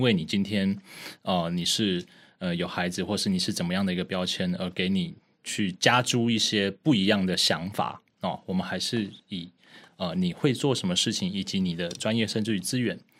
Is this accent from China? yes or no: no; Taipei, Taiwan; 我是台湾人嘛，然后我在台北长大